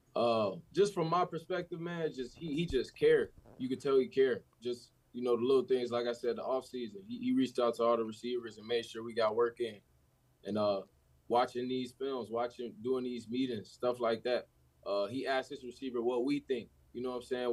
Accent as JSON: {"language": "English", "town": "Chicago", "region": "Illinois", "country": "United States", "tie": "born or raised there", "said": "being a kid from Chicago"}